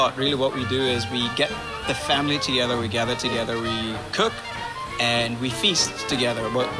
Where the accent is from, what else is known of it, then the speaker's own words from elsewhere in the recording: South Africa; moved away; Being that we are from South Africa